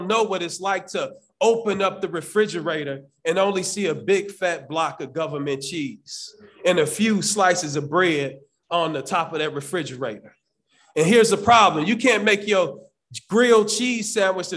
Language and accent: English; Chicago, Illinois, United States; growing up in Cabrini Green for many years